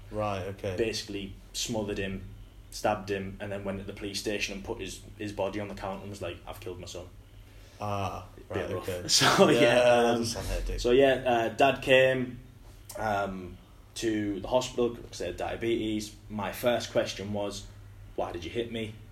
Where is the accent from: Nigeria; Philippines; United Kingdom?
United Kingdom; Hartlepool, North East England; So yeah, like growing up in Hartlepool's a bit rough.